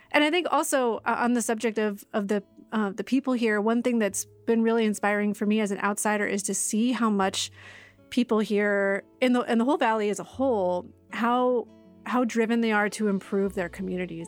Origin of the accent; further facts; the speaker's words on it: Boston, Massachusetts, United States; moved away as an adult; also born or lived in Washington, D.C.; now in Fresno, United States; I grew up in the Boston area and spent most of my life on the East Coast